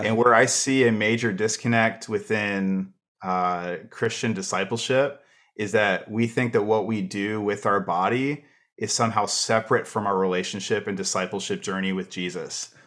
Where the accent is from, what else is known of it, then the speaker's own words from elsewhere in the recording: Canada; as a Canadian